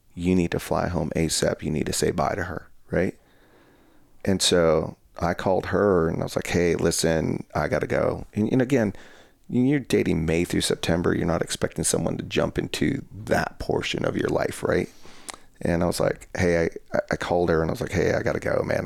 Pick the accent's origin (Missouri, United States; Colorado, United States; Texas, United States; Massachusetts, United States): Colorado, United States; moved away; my hometown in Colorado is we're on the border of the New, we're on the border of New Mexico, so the town I come from is very small